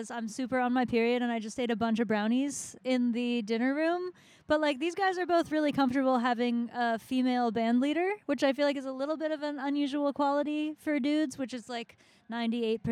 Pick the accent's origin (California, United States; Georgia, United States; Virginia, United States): Virginia, United States; now in Philadelphia, United States; I grew up in Virginia, and I lived all over the place, and now I live outside of Philadelphia